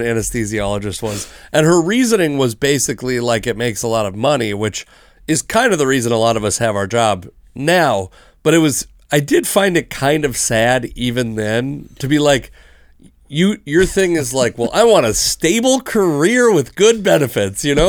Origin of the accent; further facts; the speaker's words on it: Seattle, Washington, United States; growing up in Seattle